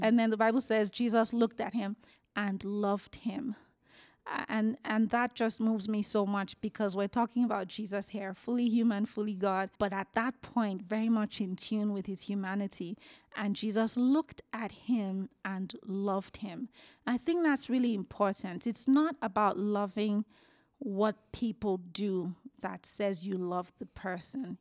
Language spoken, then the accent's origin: English; Nigeria; moved away as an adult; also born or lived in United Kingdom; now in Calgary, Canada; born and raised in Nigeria. I moved to the UK in my 20s and I moved here in my 30s.